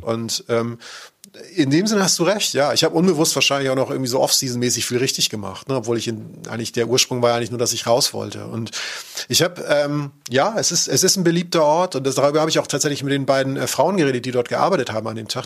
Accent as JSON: {"language": "German", "town": "Cologne", "region": "North Rhine-Westphalia", "country": "Germany", "said": "als Kölner"}